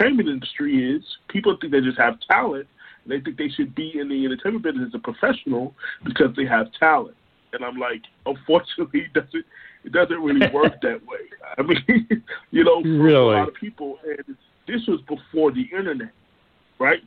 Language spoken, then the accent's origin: English; Orlando, Florida, United States; also born or lived in Brooklyn, New York; I am originally from Brooklyn, New York, but I have been raised in Orlando, Florida